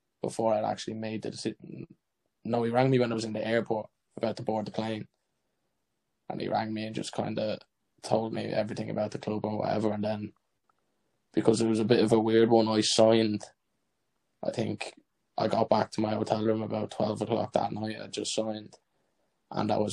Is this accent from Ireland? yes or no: yes; Ireland; as an Irish player